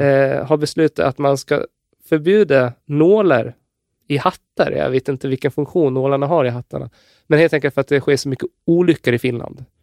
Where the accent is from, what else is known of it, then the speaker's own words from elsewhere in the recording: Gotland, Sweden; jag är ju från Gotland